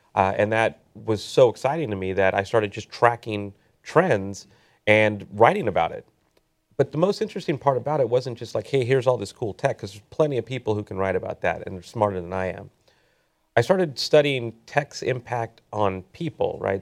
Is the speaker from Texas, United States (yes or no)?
no; Southern California, United States; also born or lived in Silicon Valley; I grew up here in Southern California